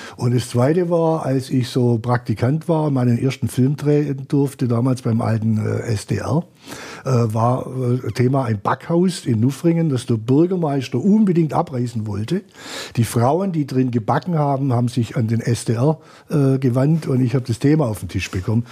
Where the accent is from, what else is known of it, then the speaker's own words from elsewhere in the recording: Swabia, Germany; als Schwabe